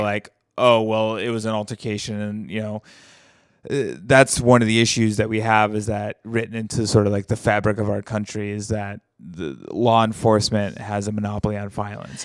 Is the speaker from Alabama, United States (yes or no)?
yes; Alabama, United States; moved away; my hometown, like, the very small hometown in Alabama that I'm from